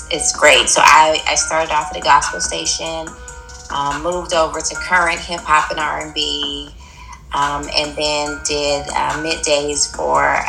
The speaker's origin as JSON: {"language": "English", "town": "Huntsville", "region": "Alabama", "country": "United States", "said": "I'm from Huntsville"}